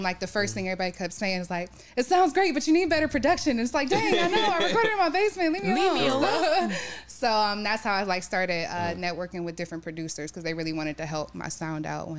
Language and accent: English; Youngstown, Ohio, United States; now in Cleveland, United States; I'm originally from Youngstown, Ohio.